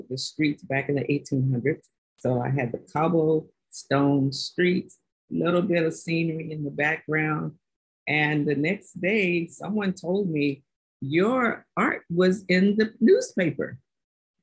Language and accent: English; Washington, District of Columbia, United States; most of my family, and we're from Washington, D.C., so most of my family worked in the government